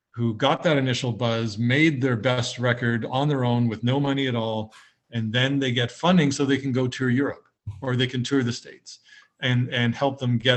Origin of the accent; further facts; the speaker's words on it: Canada; you know as a Canadian you go abroad and, and Canadian music will come up